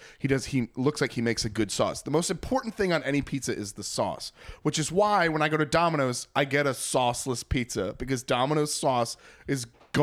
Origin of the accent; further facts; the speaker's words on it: Cornwall-on-Hudson, New York, United States; My favorite slice I've ever had is Village Pizzeria in Cornwall, Hudson, New York. It is my hometown pizzeria.